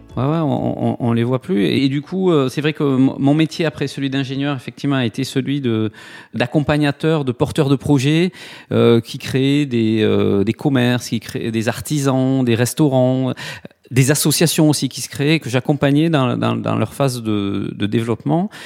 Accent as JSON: {"language": "French", "town": "Toulouse", "region": "Occitania", "country": "France", "tie": "born or raised there", "accent": "south-western", "moved": "yes", "lives_now": "Nantes, France", "said": "j'ai du mal à le cacher dans mon accent, mais j'ai euh, une petite coloration du sud-ouest. Je suis de Toulouse. Voilà, je suis né à Toulouse"}